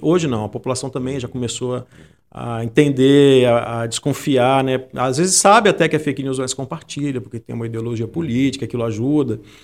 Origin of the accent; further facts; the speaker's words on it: Santa Teresa, Espírito Santo, Brazil; moved away as an adult; also born or lived in Vitória; eu sou de Santa Teresa